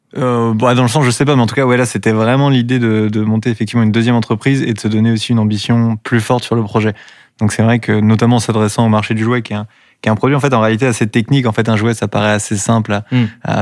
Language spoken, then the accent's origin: French; Dinard, Brittany, France; now in Rennes, France; moi je suis né à Dinard